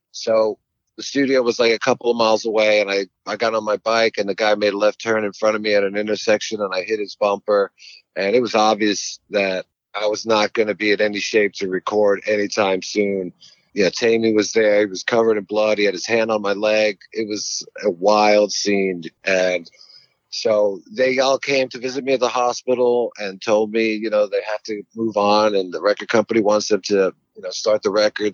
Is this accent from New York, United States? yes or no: yes; New York, United States; moved away; also born or lived in Los Angeles; I grew up mostly on uh, Long Island, Queens, Long Island, Harlem